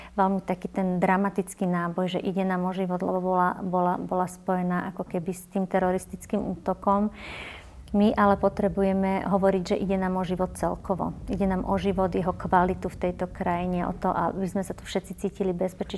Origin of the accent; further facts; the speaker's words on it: Považie, Slovakia; moved away; ja som vyrastala fakt v malej dedinke na Považi